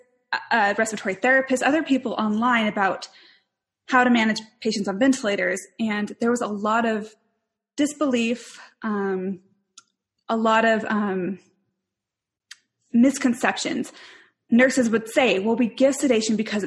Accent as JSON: {"language": "English", "town": "Spokane", "region": "Washington", "country": "United States", "tie": "born or raised there", "also_born_or_lived": "Salt Lake City, Utah", "moved": "as an adult", "said": "I grew up in Spokane, Washington"}